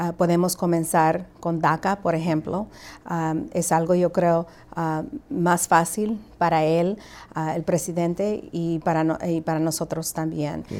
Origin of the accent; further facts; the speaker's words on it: Guatemala; now in United States; yo nací en Guatemala